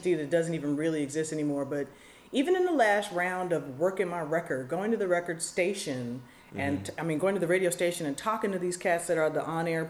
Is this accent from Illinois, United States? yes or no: yes; Chicago, Illinois, United States; when I was growing up in Chicago